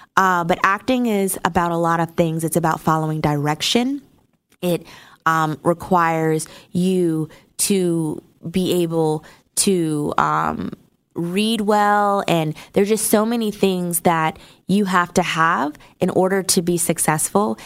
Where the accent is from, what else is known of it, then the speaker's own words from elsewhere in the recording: New Jersey, United States; now in Atlanta, United States; I'm from New Jersey